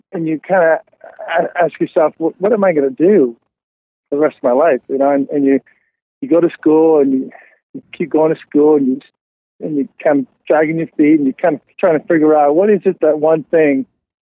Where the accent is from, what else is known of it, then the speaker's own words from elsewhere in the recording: Montreal, Quebec, Canada; moved away as an adult; now in Kentucky, United States; kid growing up in Montreal, in the West Island